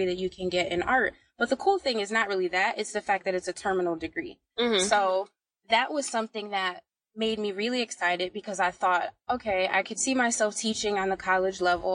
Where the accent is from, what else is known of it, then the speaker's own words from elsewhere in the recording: Bridgeport, Connecticut, United States; I'm from Bridgeport, Connecticut